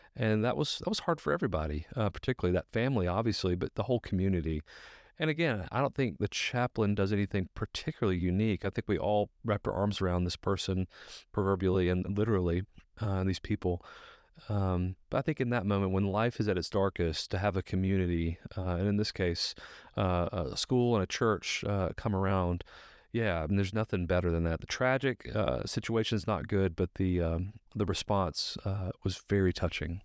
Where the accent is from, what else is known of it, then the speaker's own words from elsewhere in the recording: Alabaster, Alabama, United States; also born or lived in Birmingham, Alabama; I'm from Birmingham originally, grew up in Alabaster